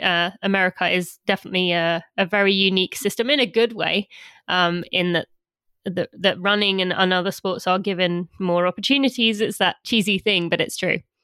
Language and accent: English; about twenty miles from London, England, United Kingdom; moved away as an adult; now in United States; London is twenty miles from where my parents live where I was from